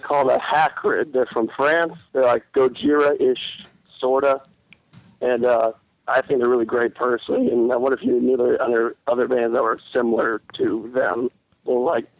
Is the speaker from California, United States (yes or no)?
no; Mississippi, United States; I'm from Mississippi.